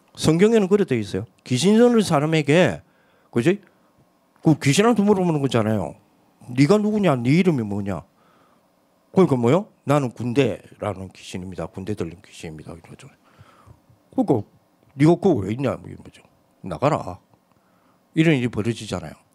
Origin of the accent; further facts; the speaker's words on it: South Korea; 저는 신성동 산의 182번지 출신이에요